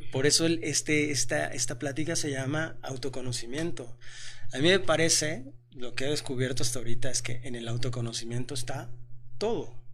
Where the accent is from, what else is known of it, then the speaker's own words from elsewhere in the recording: Mexico; tengo 43 años, este, soy mexicano